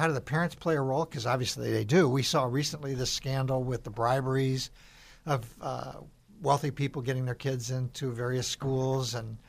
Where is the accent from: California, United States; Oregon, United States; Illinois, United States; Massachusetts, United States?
Illinois, United States; And I grew up in Northern Illinois, somewhat agricultural area, and we weren't highly scheduled, and we went out and cut down trees and played in the woods.